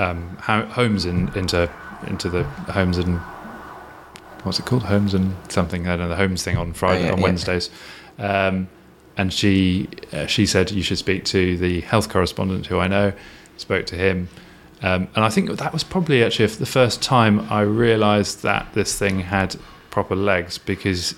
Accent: London, United Kingdom; I'm 43, I was brought up on in South London near the river

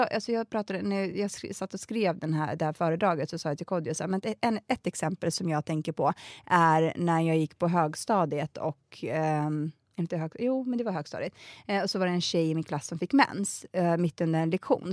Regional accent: Botkyrka, Stockholm County, Sweden; jag är uppvuxen i Alby som är en jätteliten förort

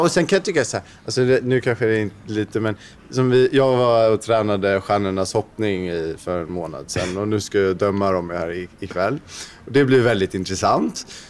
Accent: Sweden; Speciellt som svensk

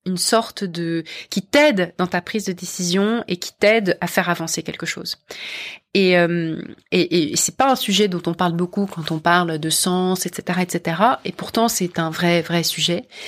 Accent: Paris, Île-de-France, France; moved away as an adult; now in London, United Kingdom; c'est comme ça que je suis partie de France, de Paris et de France et j'ai rejoint une entreprise américaine de la tech à Londres.

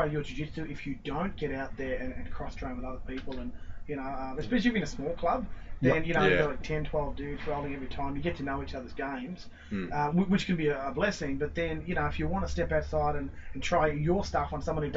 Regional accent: Echuca, Victoria, Australia; also born or lived in Rochester; I grew up in Echuca

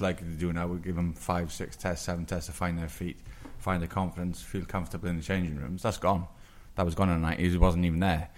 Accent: England, United Kingdom; as an Englishman in the 90s

